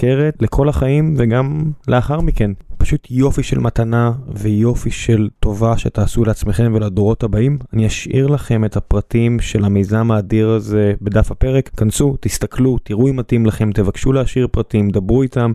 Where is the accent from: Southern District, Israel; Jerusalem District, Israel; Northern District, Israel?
Southern District, Israel; Beersheba; כבאר שבעי